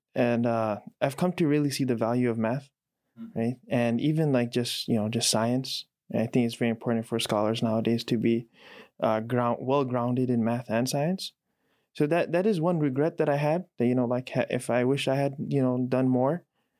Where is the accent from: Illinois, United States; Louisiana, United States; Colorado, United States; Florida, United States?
Illinois, United States; Chicago; moved away as an adult; now in Raleigh, United States; Yeah, I was born and raised in Chicago. I've lived here most of my life, apart from the time I spent abroad, you know, studying. Currently, no longer a Chicago resident, right? North Carolina